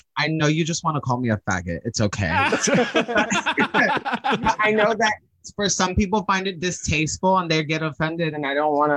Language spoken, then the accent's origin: English; New York, United States; a New Yorker who's native